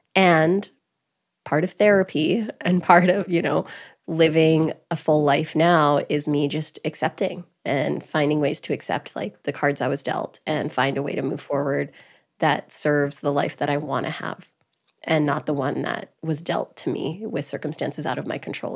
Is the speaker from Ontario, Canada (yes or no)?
no; Grande Prairie, Alberta, Canada; moved away; also born or lived in New York; I was born and raised in Grand Prairie, Alberta